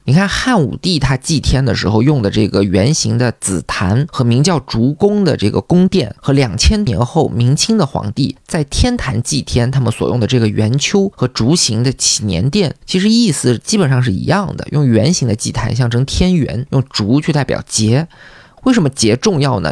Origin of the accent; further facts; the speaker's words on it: China; 我们中国人